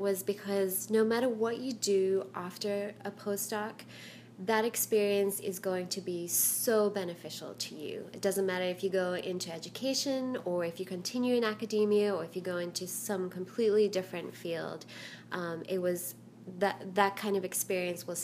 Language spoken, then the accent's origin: English; South Africa; moved away as an adult; now in United States; I was actually born and raised in South Africa. I immigrated with my parents to the United States when I was 18